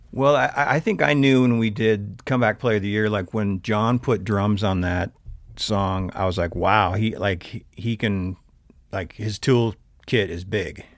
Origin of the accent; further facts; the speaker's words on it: Big Sandy, Montana, United States; also born or lived in Havre, Montana; now in Missoula, United States; entire youth in Big Sandy, Montana. Uh, I was born in Haver because they didn't have a hospital, but, um, lived, uh, eighteen years up in north central Montana